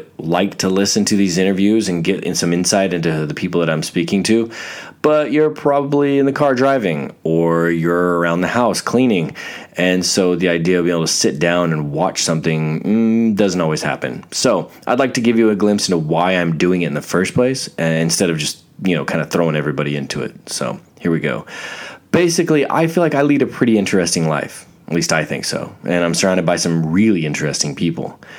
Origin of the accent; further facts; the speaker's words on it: Fort Hood, Texas, United States; I was born in Texas, Fort Hood, Texas, of all places.